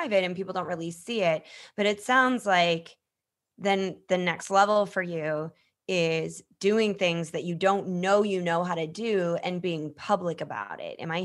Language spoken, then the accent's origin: English; Minnesota, United States; I grew up in Minnesota